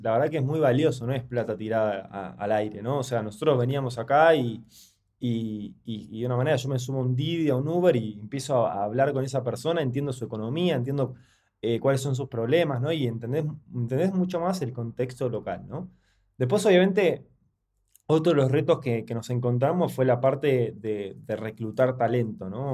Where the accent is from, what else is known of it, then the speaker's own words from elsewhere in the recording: Argentina; moved away as an adult; now in Mexico; nosotros venimos de Argentina